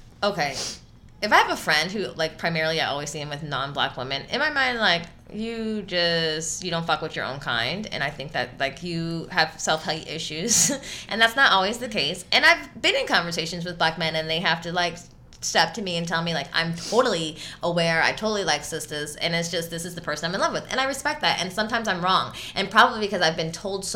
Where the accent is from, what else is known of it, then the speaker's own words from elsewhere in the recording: Los Angeles, California, United States; I grew up in LA in the Valley